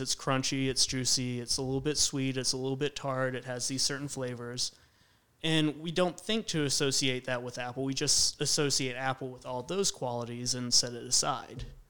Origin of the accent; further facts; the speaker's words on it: Roanoke, Virginia, United States; also born or lived in Radford, Virginia; I grew up in the Roanoke area